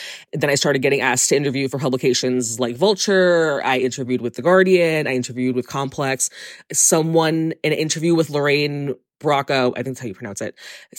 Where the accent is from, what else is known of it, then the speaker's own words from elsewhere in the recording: New York City, New York, United States; I grew up in South Brooklyn.